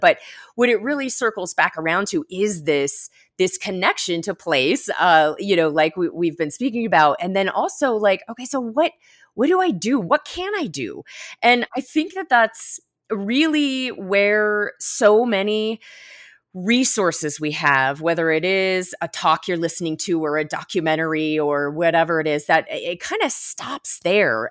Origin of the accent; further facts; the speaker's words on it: Florida Keys, United States; also born or lived in Miami Beach; now in Colorado, United States; I grew up in the Florida Keys